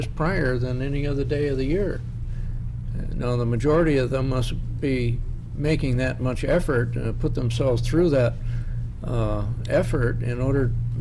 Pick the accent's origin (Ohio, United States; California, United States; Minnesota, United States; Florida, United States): California, United States; San Francisco; I grew up in San Francisco